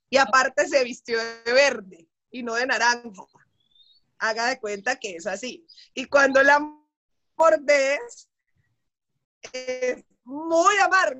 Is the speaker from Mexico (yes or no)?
no; Cali, Valle del Cauca, Colombia; Yo soy caleña, soy periodista